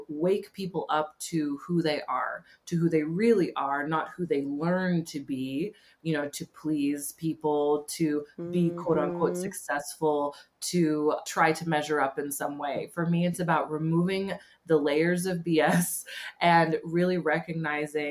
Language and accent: English; California, United States; now in England, United Kingdom; I'm from California originally, but I live in England, beautiful England